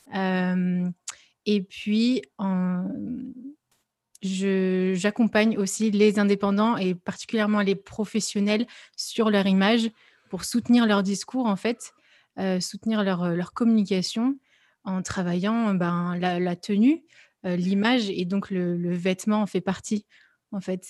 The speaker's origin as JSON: {"language": "French", "town": "Lyon", "region": "Auvergne-Rhône-Alpes", "country": "France", "said": "je suis lyonnaise"}